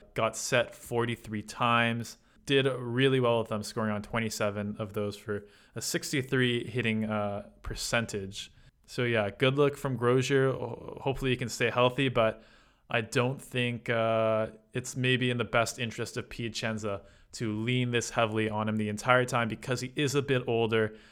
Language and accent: English; Canada; You know me as a Canadian